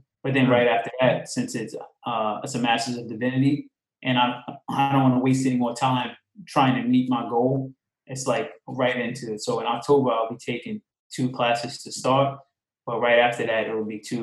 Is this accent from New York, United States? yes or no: yes; Long Island, New York, United States; also born or lived in Queens, New York; I'm originally from New York. I was born in Queens, raised mostly in Long Island